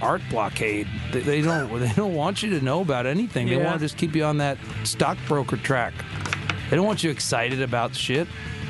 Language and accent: English; Connecticut, United States; moved away as an adult; I grew up in Connecticut